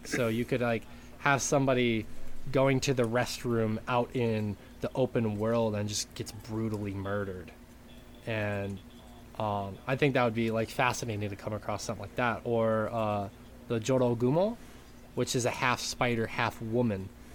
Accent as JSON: {"language": "English", "town": "Great Falls", "country": "United States", "tie": "born or raised there", "moved": "yes", "said": "back in Great Falls in my hometown"}